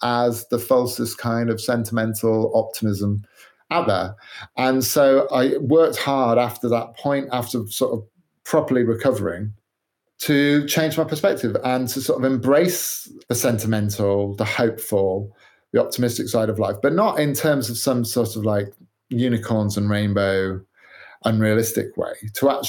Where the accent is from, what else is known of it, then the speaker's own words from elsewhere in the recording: United Kingdom; I'm British